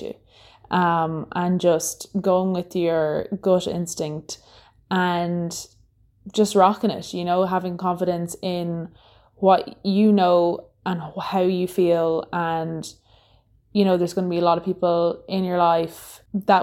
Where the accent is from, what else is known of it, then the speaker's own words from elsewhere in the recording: Ireland; I'm from Ireland